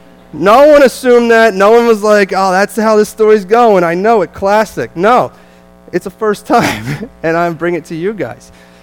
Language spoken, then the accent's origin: English; New Jersey, United States; accent: Jersey; also born or lived in Dominican Republic; I know it might be tough to put up with my Jersey accent, but it is. I can't change it.